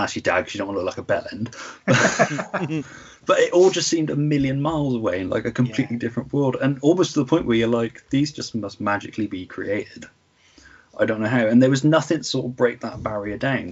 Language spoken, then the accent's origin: English; near Cheltenham, Gloucestershire, South West England, United Kingdom; my hometown